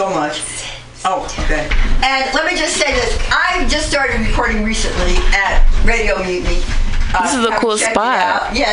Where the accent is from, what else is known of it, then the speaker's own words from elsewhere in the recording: Bronx, New York, United States; moved away; oh, I'm not from here. I've been here for over 35 years. I'm from the Bronx, but I'm still from the Bronx.